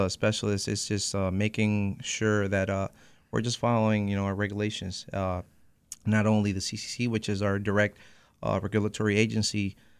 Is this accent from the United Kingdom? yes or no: no; Puerto Rico; moved away as an adult; now in Holyoke, United States; I was born in Puerto Rico